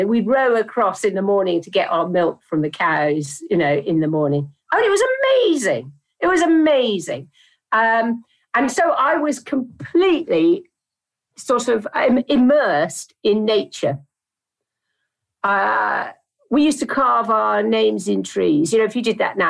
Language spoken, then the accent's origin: English; Dartmouth, South West England, United Kingdom; I grew up in Dartmouth in South Devon by the sea